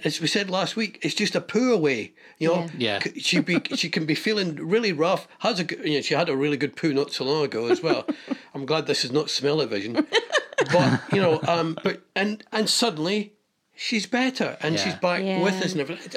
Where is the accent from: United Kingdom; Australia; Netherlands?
United Kingdom; west of Scotland; I'm from the west of Scotland